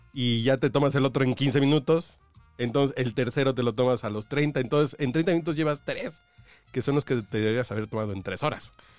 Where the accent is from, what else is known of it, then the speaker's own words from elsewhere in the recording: Mexico; yo soy mexicano